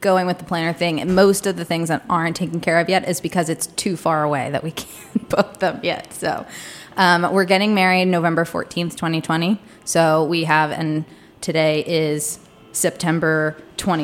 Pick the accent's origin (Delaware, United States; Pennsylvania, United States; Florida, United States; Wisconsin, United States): Delaware, United States; moved away as an adult; also born or lived in Charleston, South Carolina; now in Washington, DC, United States; I grew up in Delaware